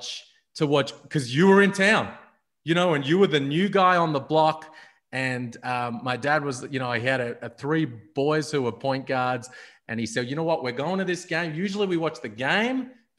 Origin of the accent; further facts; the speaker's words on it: Melbourne, Victoria, Australia; as a youngster growing up in Melbourne